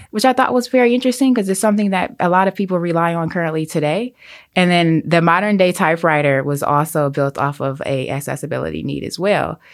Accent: Detroit, Michigan, United States; now in New York City, United States; I grew up in a, like, very lower-income inner city community

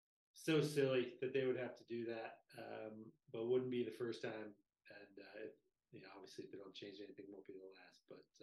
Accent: New Lenox, Illinois, United States; Lincoln Way West, obviously my hometown

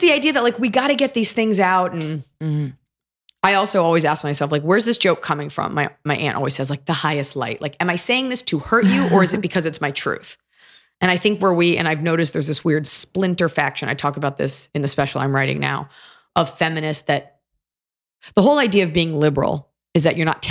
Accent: Dallas, Texas, United States; I'm from Dallas

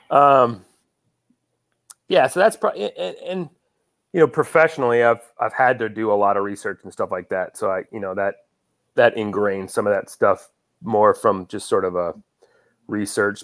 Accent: San Francisco Bay Area, California, United States; moved away; I grew up in the San Francisco Bay Area.

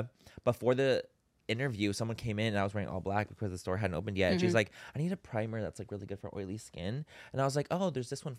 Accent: San Diego, California, United States; San Diego.

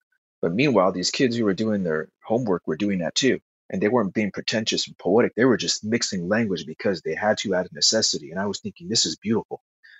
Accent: a small town in Arizona, United States; born or raised there; moved away as an adult; also born or lived in New York City / Alaska

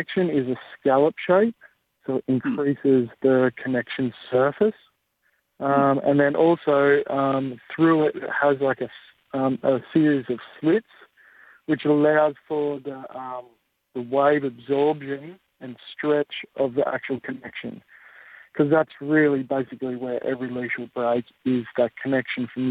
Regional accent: Gold Coast, Queensland, Australia; I grew up on the Gold Coast

